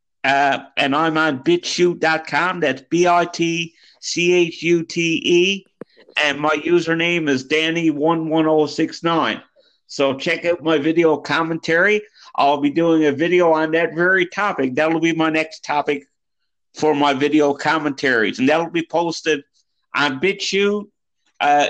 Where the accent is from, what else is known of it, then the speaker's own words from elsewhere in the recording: Deer Lake, Newfoundland and Labrador, Canada; my actual hometown of Deer Lake, Newfoundland